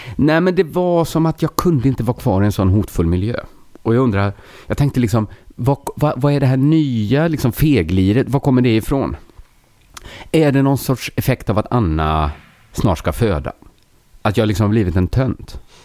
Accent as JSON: {"language": "Swedish", "country": "Sweden", "said": "jag är ju svensk"}